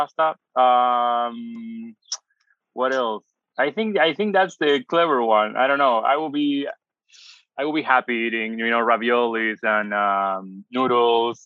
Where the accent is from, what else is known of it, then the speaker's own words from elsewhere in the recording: Buenos Aires Province, Argentina; English is a second language; moved away as an adult; also born or lived in Mar del Plata / Bolivar / Canada / Barcelona; now in Los Angeles, United States; I grew up in Argentina, but my dad traveled a lot, so we used to travel a bit much.